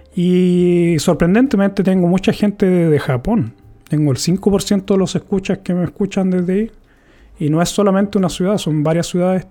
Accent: Chile; moved away as an adult; now in Sweden; yo vengo de Chile

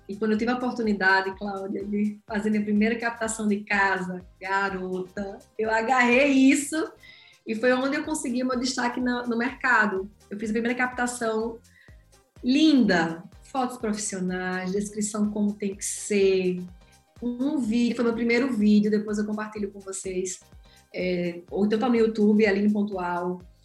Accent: João Pessoa, Paraíba, Brazil; Sou natural de João Pessoa, atuo no mercado em João Pessoa como corretora de imóveis

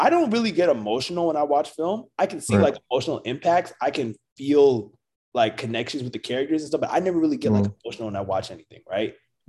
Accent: South Carolina, United States; I'm from South Carolina.

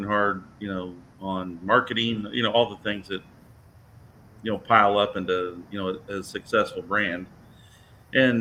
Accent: Indiana, United States; it's just a couple of Hoosiers

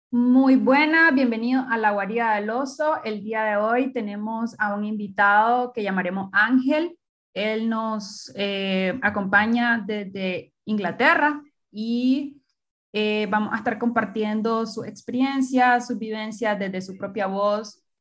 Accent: Nicaragua; moved away; quiero volver a Nicaragua porque mi sueño y mi, mi idea están allá también

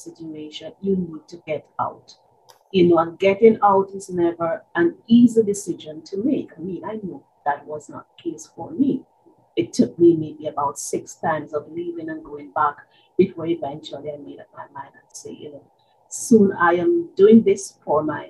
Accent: Jamaica; moved away as an adult; now in Trinidad and Tobago; I am a Jamaican by birth. I have been living in Trinidad and Tobago for 35, almost 36 years. I started out in Jamaica

